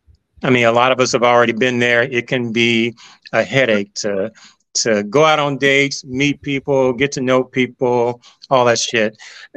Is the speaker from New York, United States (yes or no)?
no; Memphis, Tennessee, United States; moved away as an adult; now in Atlanta, United States; because, you know, I've been in Atlanta for about 26 years. I'm originally from Memphis. I came down here for college and I just stayed.